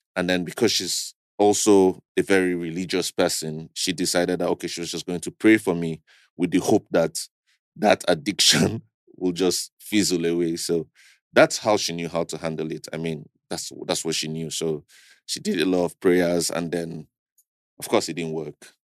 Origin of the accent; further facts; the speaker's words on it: Kaduna State, Nigeria; also born or lived in Abuja; I was born in Kaduna State to Christian family